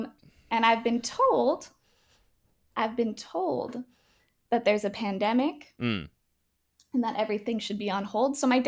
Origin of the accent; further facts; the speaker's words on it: Chicago, Illinois, United States; when I was growing up in Chicago, what I hated was that all the other kids picked on me for being so rich.